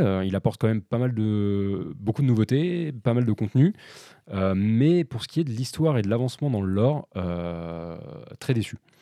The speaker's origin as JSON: {"language": "French", "country": "France", "said": "en tant que Français"}